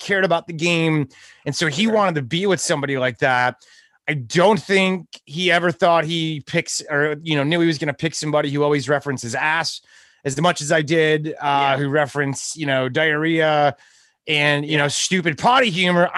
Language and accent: English; Vernon Hills, Illinois, United States; moved away as an adult; now in Nashville, United States; outside of Chicago, Illinois, in the suburbs of Chicago, Illinois. But I've been in Nashville for like the last 20 years.